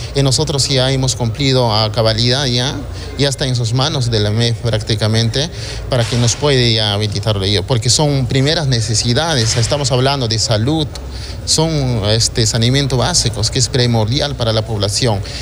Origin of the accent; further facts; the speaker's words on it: San Miguel de Chaccrampa, Apurímac, Peru; Yo vengo de un distrito tan humilde, pobre, extrema pobreza, mayoría de la población. Te hablando, yo soy alcalde de San Miguel de Chajrampa